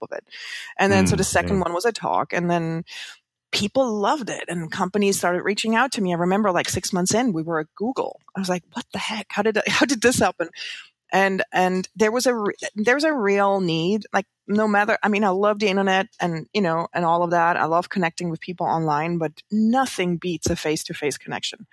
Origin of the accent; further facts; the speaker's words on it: Switzerland; moved away as an adult; now in New York, United States; I grew up in the Swiss countryside